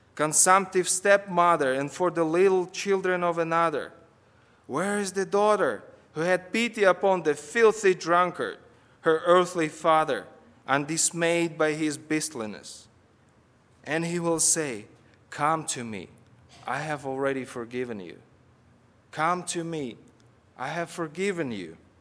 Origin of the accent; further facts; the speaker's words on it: Kazakhstan; moved away as an adult; now in United States; I'm from Kazakhstan.